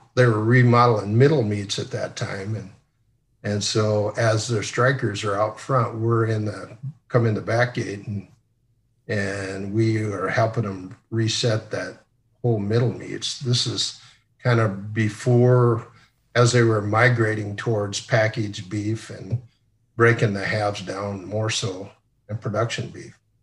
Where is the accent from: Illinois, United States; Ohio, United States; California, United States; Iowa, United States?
Iowa, United States; Sioux Center; also born or lived in Columbus, Nebraska; I grew up in Sioux Center, Iowa.